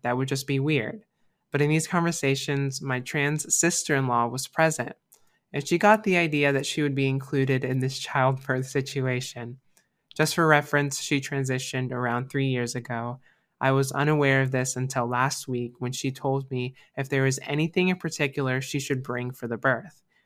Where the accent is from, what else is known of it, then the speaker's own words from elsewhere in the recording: Florida, United States; Florida. So this is my home state